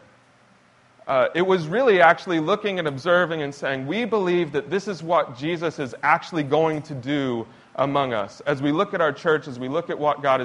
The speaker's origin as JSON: {"language": "English", "region": "Lisbon", "country": "Portugal", "tie": "born or raised there", "said": "my hometown of Lisbon, Portugal"}